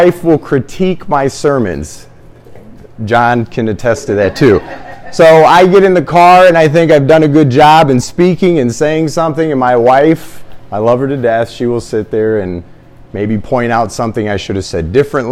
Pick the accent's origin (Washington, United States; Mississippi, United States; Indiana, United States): Indiana, United States; Fort Wayne; born in Indianapolis, raised in Fort Wayne, Indiana